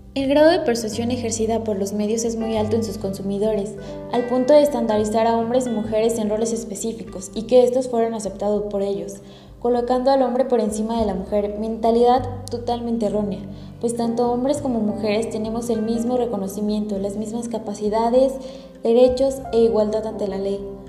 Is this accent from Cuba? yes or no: no; Mexico